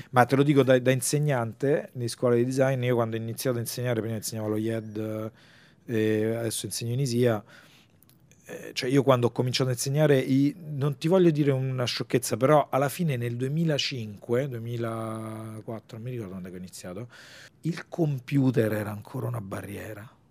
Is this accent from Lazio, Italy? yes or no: yes; Rome, Lazio, Italy; io sono di Roma